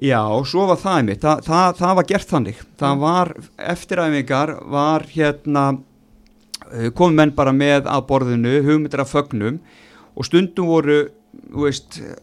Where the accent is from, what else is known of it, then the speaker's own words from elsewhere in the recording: Vestmannaeyjar, Southern Region, Iceland; maður elst upp í Vestmanni